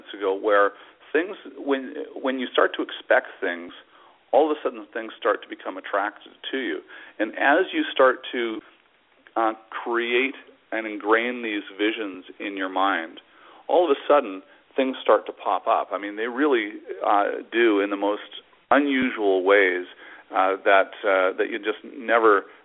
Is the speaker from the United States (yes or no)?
no; Vancouver, British Columbia, Canada; I'm from Vancouver, Canada